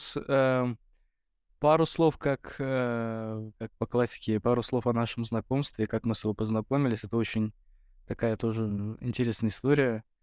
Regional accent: Garakhanly, Tovuz District, Azerbaijan; Я вот последний раз был в Тувузе у себя, в селе Гараханлы

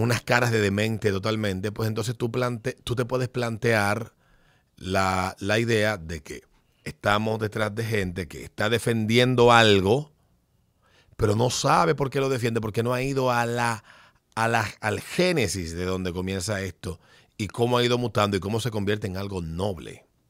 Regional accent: Dominican Republic

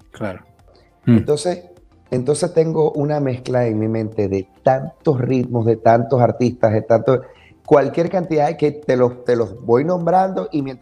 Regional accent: Zulia, Venezuela; also born or lived in Maracaibo; de mi tierra, de donde yo mm. soy, del Zulia.

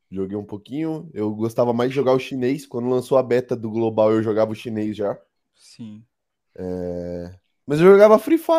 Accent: São Paulo, Brazil; É, 21 anos. Eu sou de São Paulo, capital.

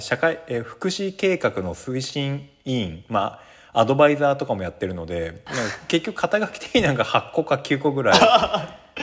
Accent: Yamanashi, Japan; accent: Koshu dialect; moved away as an adult; also born or lived in Tokyo; 僕山梨県出身なんですけど、まあ、山梨の方言であの甲州弁っていう方言がありまして

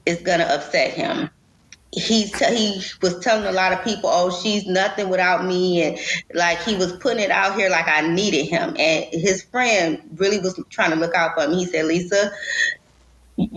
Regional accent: Detroit, Michigan, United States; I am from Detroit

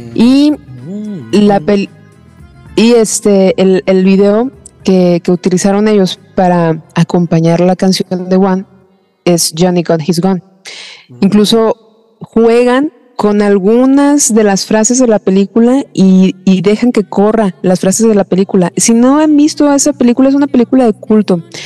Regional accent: Mexico; creo que como mexicanos

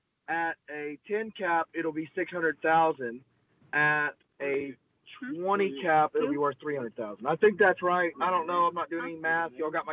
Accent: Groesbeck, Texas, United States; We're from Grosbeck. We're strong.

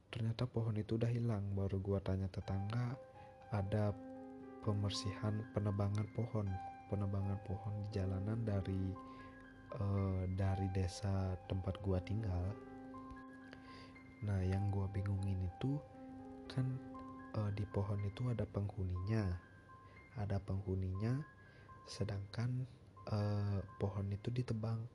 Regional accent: Bali, Indonesia; sebagai orang Bali kan biasanya membanten

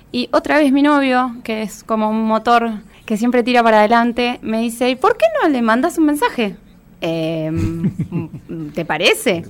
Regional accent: Buenos Aires, Argentina; moved away as an adult; now in Ciudad Evita, Argentina; Yo actualmente vivo en Ciudad Evita, eh, pero toda la vida crecí en Capital. Hace cuatro años recién me mudé para allá y crecí por Flores y por Caballito.

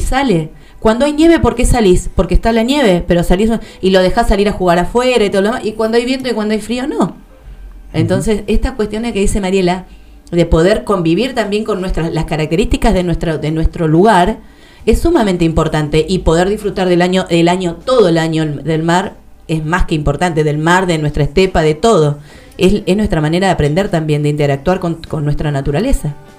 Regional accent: Patagonia, Argentina; somos patagónicos

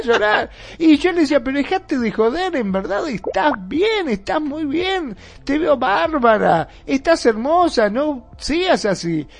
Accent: Mar del Plata, Buenos Aires Province, Argentina; acá en Mar de Plata, de donde soy yo

